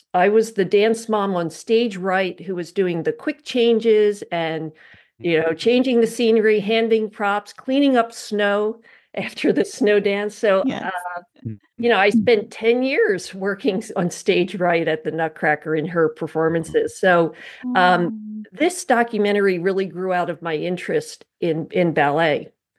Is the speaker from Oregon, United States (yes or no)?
no; Philadelphia, Pennsylvania, United States; I grew up in Philadelphia.